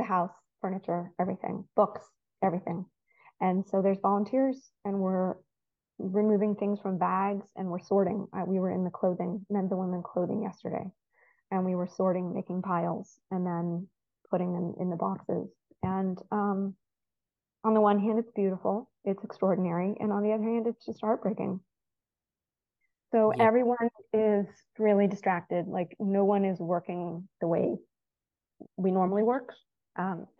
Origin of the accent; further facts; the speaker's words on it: United States; moved away as an adult; also born or lived in Haifa, Israel; now in Israel; I grew up as an American Reform Jew